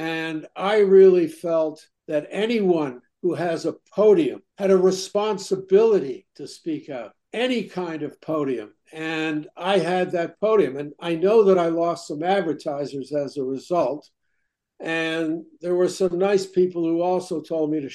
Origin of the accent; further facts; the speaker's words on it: Toronto, Ontario, Canada; also born or lived in New York; now in Bloomington, United States; So I grew up in Toronto. I grew up in a very middle-class community right in the heart of the city